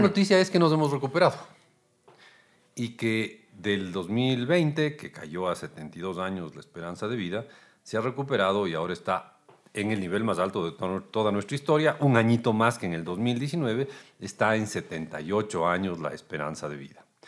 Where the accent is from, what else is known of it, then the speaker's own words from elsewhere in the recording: Ecuador; nosotros como ecuatorianos